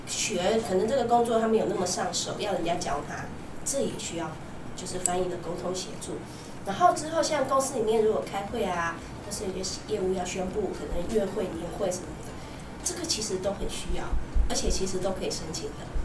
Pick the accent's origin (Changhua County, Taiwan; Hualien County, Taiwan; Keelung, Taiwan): Keelung, Taiwan; also born or lived in Taipei; 那我那时候就是都在基隆嘛